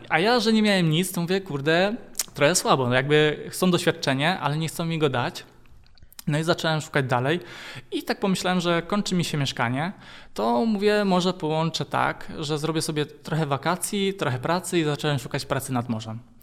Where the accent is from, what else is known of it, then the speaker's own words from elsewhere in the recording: Lisiec Wielki, Greater Poland, Poland; pochodzę z Konina, E, tam się urodziłem, a dokładnie pochodzę z Lisa Wielkiego. To jest taka mała miejscowość pod Koninem